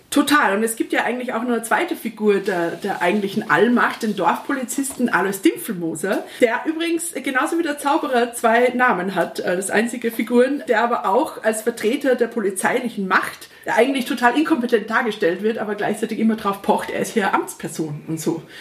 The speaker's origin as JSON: {"language": "German", "country": "Austria", "said": "Als Österreicherin darf ich das ja fast gar nicht sagen, aber da ist ja schon ein sehr deutscher Räuber, der Hotzenplotz."}